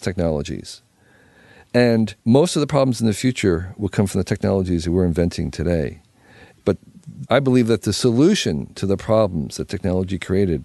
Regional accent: United States

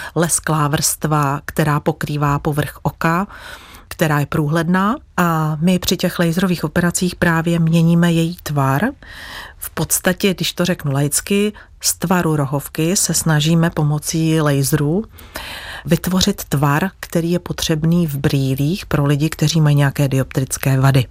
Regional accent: Plzeň, Plzeň Region, Czechia; já pocházím z Plzně, chtěla jsem v Plzni zůstat

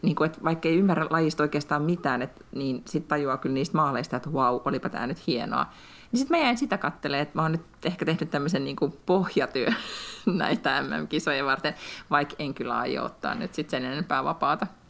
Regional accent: Finland; now in Sweden; tässä kohtaa Lätkän MM-kisoissa tunnen itseni suomalaiseksi

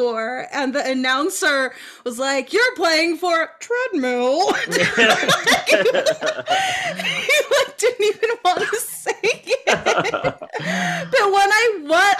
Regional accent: Los Angeles, California, United States

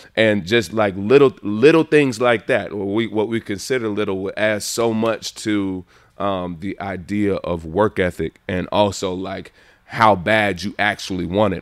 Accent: Montgomery, Alabama, United States; moved away; also born or lived in Los Angeles; born and raised in Montgomery, Alabama

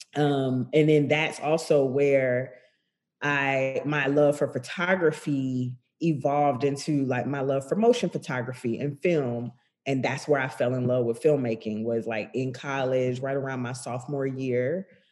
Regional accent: Macon, Georgia, United States; I grew up in Macon, Georgia

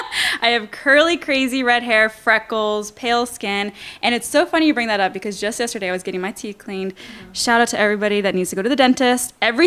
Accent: Dallas, Texas, United States; moved away as an adult; also born or lived in Milwaukee, Wisconsin; now in California, United States; I was born and raised in Dallas, Texas, and I went to college in the Milwaukee, Wisconsin area. That's pretty much Chicago. It's the big city there. And then went back to Dallas, Texas, came out to California.

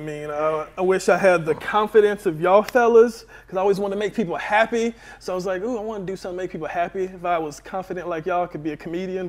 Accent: Marietta, Georgia, United States; I'm from Marietta.

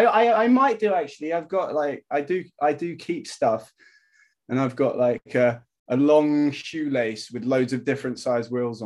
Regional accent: Hong Kong; Like, I grew up in Asia, man. So I grew up in Hong Kong, and I used to skate streets there.

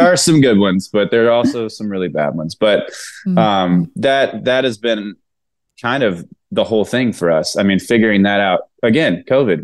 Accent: Mississippi, United States; moved away as an adult; now in Nashville, United States; I'm from Mississippi, so it kind of rolls off the tongue a little bit

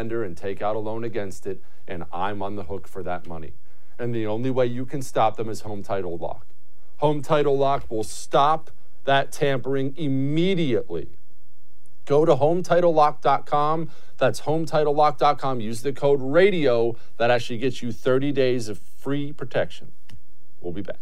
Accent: Montana, United States; now in Texas, United States; I grew up in Montana

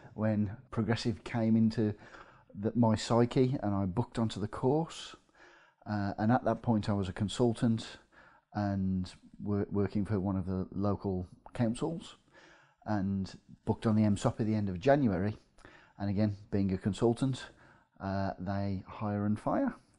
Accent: Midlands, United Kingdom; accent: Midlands; moved away as an adult; now in North East England, United Kingdom; you can probably tell from my accent, I'm from the Midlands

